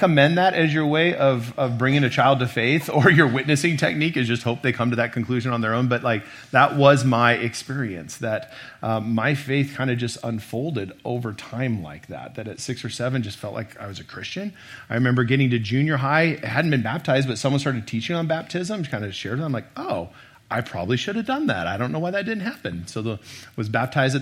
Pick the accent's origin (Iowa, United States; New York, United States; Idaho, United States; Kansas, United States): Idaho, United States; Boise; I grew up here in Boise